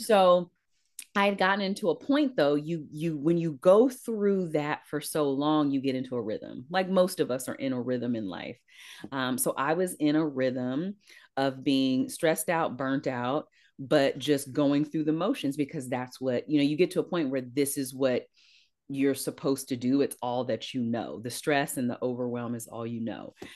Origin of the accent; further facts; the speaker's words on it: East Palo Alto, California, United States; I grew up in East Palo Alto, which borders Palo Alto